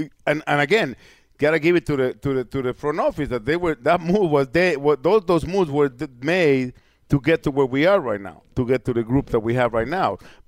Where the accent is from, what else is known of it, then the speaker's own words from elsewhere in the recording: New York, United States; moved away; New York, it's my hometown.